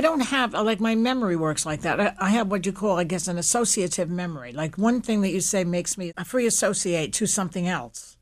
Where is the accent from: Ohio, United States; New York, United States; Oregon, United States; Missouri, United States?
New York, United States; New York City; I grew up in Williamsburg, Brooklyn